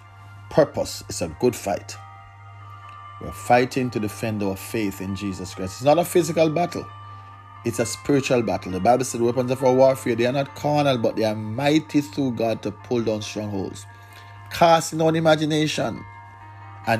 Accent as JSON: {"language": "English", "country": "Jamaica", "said": "we celebrate what we call Emancipation Day in Jamaica. We celebrate Independence Day, when we are free from British control"}